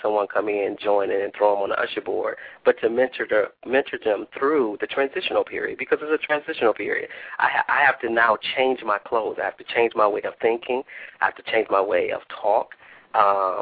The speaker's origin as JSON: {"language": "English", "town": "Cleveland", "region": "Ohio", "country": "United States", "tie": "born or raised there", "also_born_or_lived": "Bowling Green, Ohio", "moved": "yes", "lives_now": "Toledo, United States", "said": "I was born and raised in Cleveland, Ohio"}